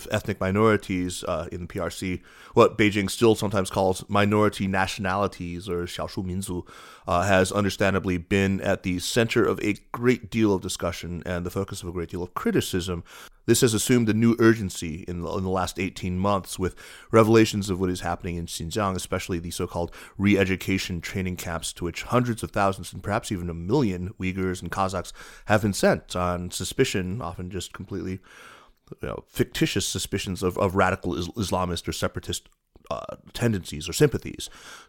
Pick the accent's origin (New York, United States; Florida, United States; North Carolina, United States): North Carolina, United States; which is in my home state of North Carolina